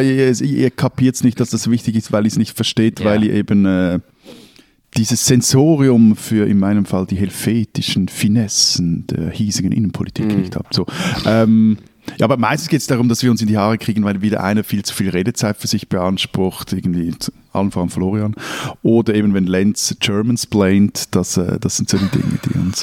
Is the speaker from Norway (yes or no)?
no; Zurich, Switzerland; als Zürcher